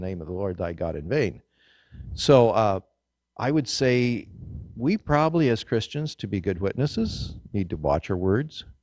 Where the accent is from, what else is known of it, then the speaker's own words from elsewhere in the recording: Kansas, United States; growing up in Kansas in the wheat fields